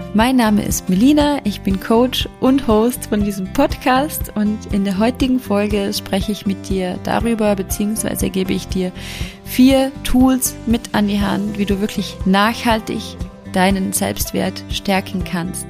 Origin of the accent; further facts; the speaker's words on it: Vorarlberg, Austria; Bei uns in Vorarlberg